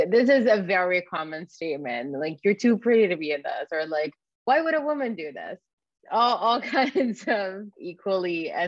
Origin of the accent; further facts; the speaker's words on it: Egypt; moved away; also born or lived in Canada; I grew up in Egypt